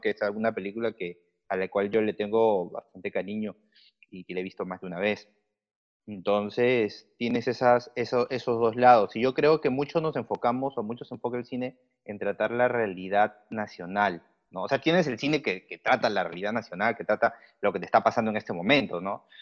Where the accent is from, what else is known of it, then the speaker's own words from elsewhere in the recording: Lima, Peru; yo soy limeño, soy peruano.